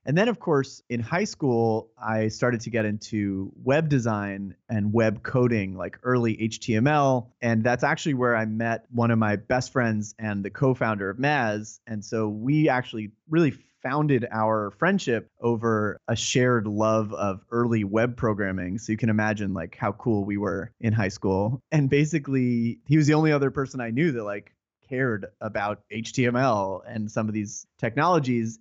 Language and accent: English; New York area, United States; I'm from the New York area and still reside here